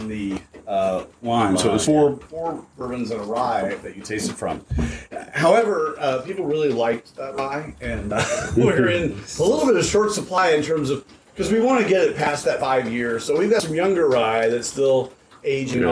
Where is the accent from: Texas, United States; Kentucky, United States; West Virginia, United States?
Kentucky, United States; Western; I'm from Western Kentucky originally